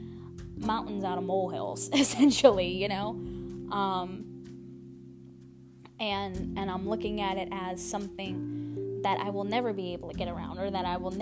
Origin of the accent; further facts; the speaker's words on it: Louisiana, United States; I am from Louisiana